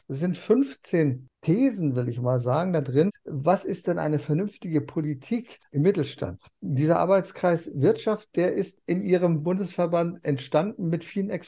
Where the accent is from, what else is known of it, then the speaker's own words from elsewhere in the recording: East Frisia, Lower Saxony, Germany; also born or lived in East Germany; ich bin ja gebürtiger aus Friesen.